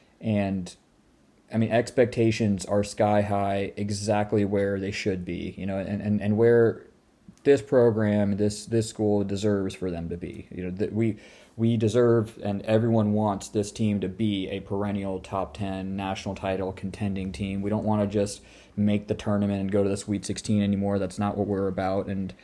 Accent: Irvine, California, United States; So Concordia, growing up in Irvine, like, we would go there and just, like, you know, if it's, like, midnight basketball or whatnot, that was actually the place where everyone would go and do that.

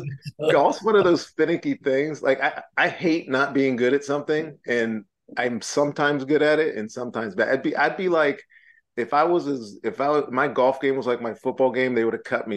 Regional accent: Virginia, United States; parts of Virginia that grew up watching me play. That I'll be speaking to them as well, I'll be real excited to represent where I'm from.

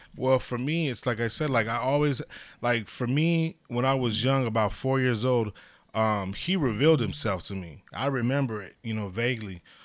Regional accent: San Diego, California, United States; born and raised in San Diego

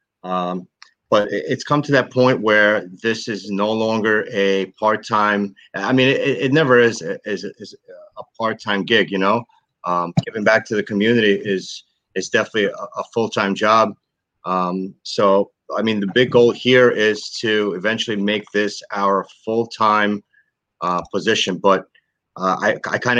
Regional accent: New York City, New York, United States; We were raised in Brooklyn, New York.

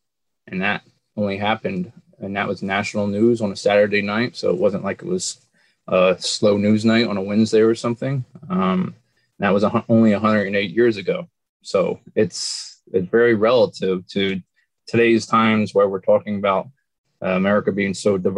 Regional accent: New Jersey Pine Barrens, United States; my roots and where I grew up in the Pine Barrens. I'm from the Pine Barrens originally.

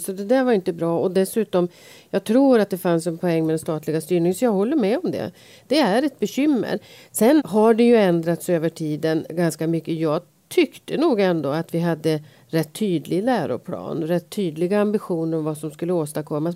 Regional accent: Sveg, Jämtland, Sweden; now in Stockholm, Sweden; Jag är född i Sveg men jag har ju varit stockholmare i ganska många år. Men eh, det hörs ju att jag är född i Sveg

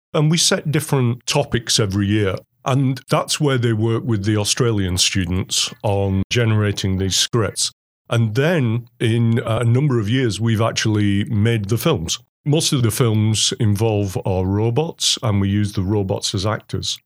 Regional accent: England, United Kingdom; now in Oswego, United States; I'm English

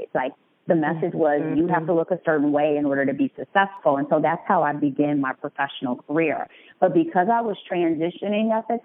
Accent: Detroit, Michigan, United States; moved away as an adult; now in Chicago, United States; I am a Detroit native. Been living in Chicago for close to 15 years.

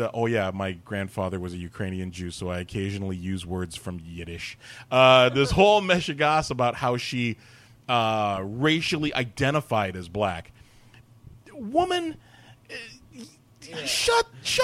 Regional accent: Canada; I identify as a black Canadian because that's what I am. I'm a first generation Canadian too

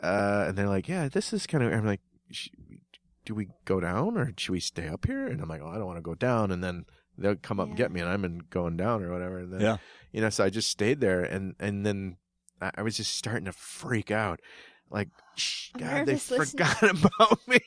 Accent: Minnesota, United States; I'm from Minnesota

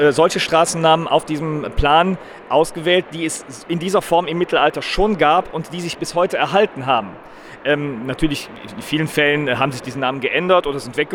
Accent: Cologne, North Rhine-Westphalia, Germany; wir sind ja selber auch Kölner und äh, daher sehr interessiert auch an der Geschichte der Stadt.

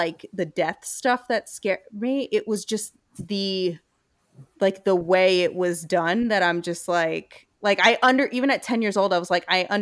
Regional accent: Brooklyn, New York, United States; moved away; we are from Brooklyn, but because even though we both live elsewhere now

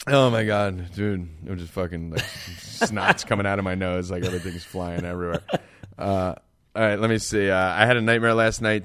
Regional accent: New Jersey, United States; I'm from Jersey and I'm Italian

